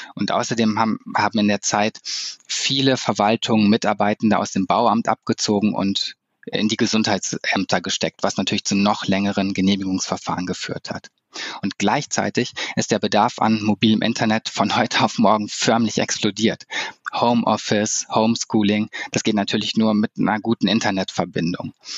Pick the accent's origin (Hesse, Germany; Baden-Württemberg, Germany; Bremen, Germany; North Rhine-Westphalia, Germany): North Rhine-Westphalia, Germany; Cologne; für mich als Kölner